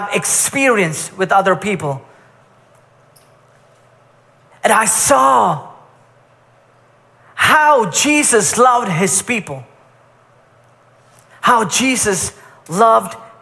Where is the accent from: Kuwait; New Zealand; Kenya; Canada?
Kuwait; I grew up in Kuwait for most of my life